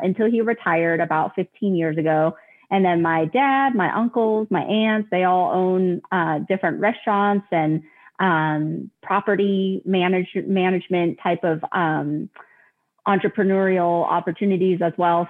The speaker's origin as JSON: {"language": "English", "region": "Colorado", "country": "United States", "tie": "born or raised there", "said": "I am actually from Colorado, born and raised."}